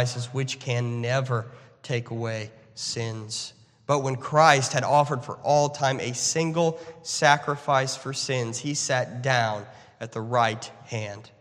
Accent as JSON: {"language": "English", "country": "United States", "said": "as an American, as a conservative American"}